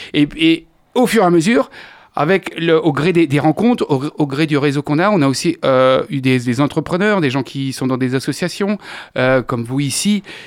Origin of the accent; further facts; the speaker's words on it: Angers, Pays de la Loire, France; also born or lived in Paris; Je suis un gars d'ici, je suis né à Angers, je connais très bien ma ville